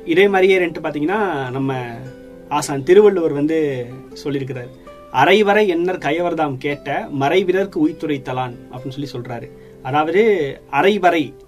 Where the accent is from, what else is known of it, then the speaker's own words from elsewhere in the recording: Thanjavur, Tamil Nadu, India; என்னோட சொந்த ஊர் தஞ்சாவூர்